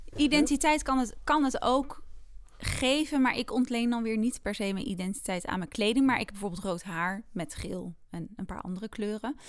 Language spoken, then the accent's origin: Dutch; Netherlands; also born or lived in Amsterdam; we zijn als Nederlanders